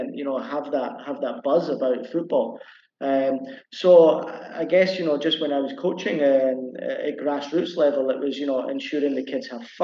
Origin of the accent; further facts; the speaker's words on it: Edinburgh, Scotland, United Kingdom; moved away as an adult; now in Cambodia; I'm from Edinburgh in Scotland, so my local team is Hearts.